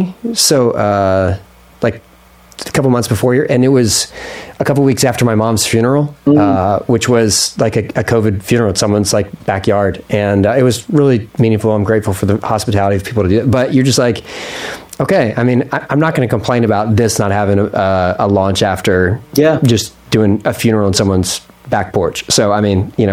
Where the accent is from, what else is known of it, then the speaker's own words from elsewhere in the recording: Philadelphia, Pennsylvania, United States; I was born in Philly